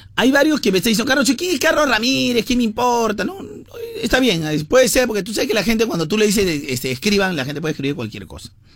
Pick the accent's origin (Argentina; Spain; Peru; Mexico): Peru; somos así en el Perú